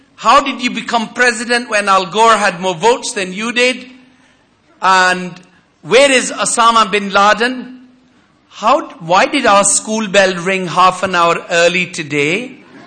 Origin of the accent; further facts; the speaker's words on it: United Kingdom; as a British Muslim